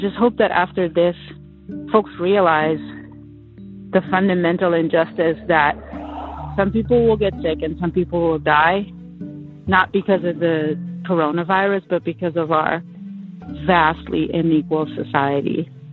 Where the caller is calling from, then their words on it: Philadelphia, Pennsylvania, United States; I'm calling from Philadelphia.